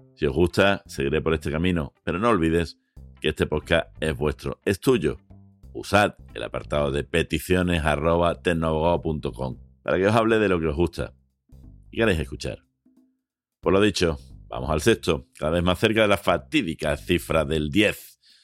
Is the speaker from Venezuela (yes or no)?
no; Spain; somos españoles